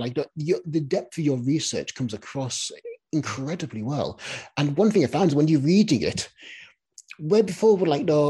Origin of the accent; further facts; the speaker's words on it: the Northeast, near Stockton, North East England, United Kingdom; I come from the area, I come from the Northeast